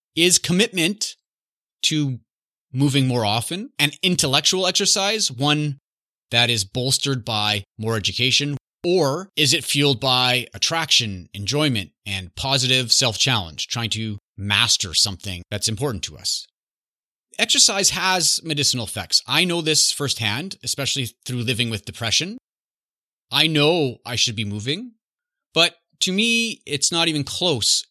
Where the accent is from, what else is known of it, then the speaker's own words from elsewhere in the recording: Canada; I'm growing up in Canada